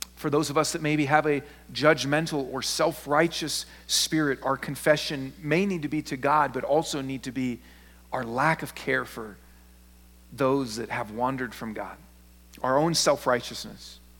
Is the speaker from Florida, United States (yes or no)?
no; Seattle, Washington, United States; I'm not from the South, I'm from Seattle